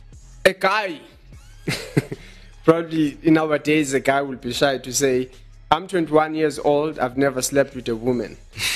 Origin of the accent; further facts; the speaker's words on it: Johannesburg, Gauteng, South Africa; Yeah, we are from Johannesburg in South Africa.